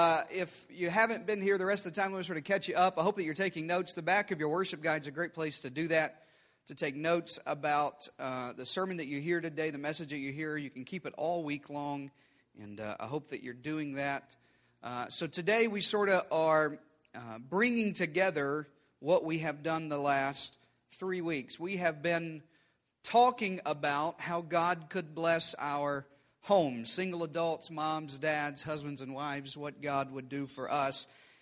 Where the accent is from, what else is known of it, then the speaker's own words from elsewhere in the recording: Deep South, United States; especially where I grew up in the Deep South and here in the Southwest as well